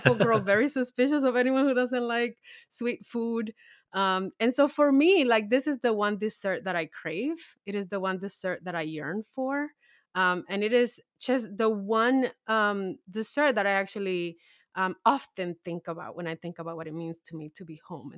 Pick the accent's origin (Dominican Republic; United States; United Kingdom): Dominican Republic; And it is a dish that I grew up eating in the Dominican Republic.